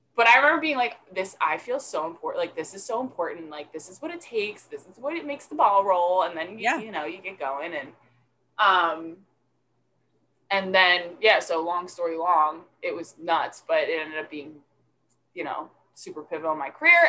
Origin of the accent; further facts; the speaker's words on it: Delran, New Jersey, United States; I grew up in Delran, went to Delran High School